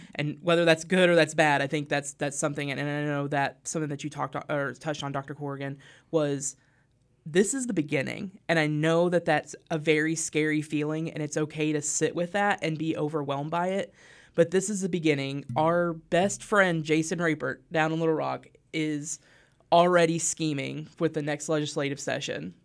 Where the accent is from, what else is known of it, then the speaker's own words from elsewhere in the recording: Harrison, Arkansas, United States; moved away; So I grew up in Harrison, Arkansas